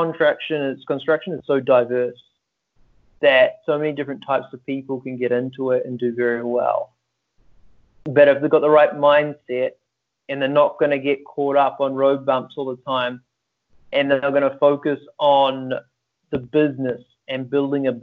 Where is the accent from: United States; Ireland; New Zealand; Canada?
New Zealand; Auckland; I'm from New Zealand, Auckland, a little place at the end of the world.